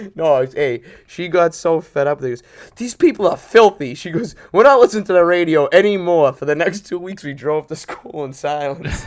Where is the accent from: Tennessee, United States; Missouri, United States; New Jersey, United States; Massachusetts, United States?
Massachusetts, United States; Boston; growing up in Charlestown